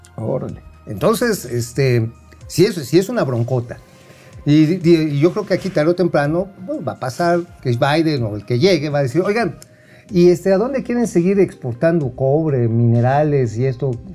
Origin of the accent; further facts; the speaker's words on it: Mexico; como mexicanos